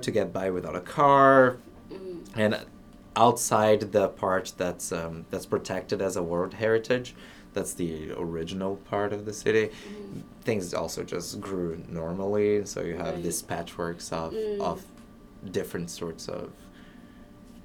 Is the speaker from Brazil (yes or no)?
yes; Brasília, Federal District, Brazil; moved away as an adult; now in Middlebury, United States; my hometown, Brasilia